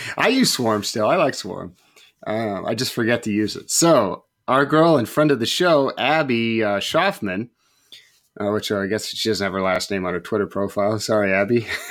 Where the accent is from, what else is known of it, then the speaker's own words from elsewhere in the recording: West Coast, United States; I'm from the West Coast.